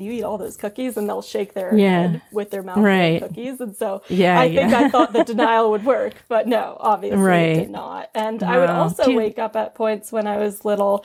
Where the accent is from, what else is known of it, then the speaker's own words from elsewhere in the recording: New York City, New York, United States; growing up in New York City.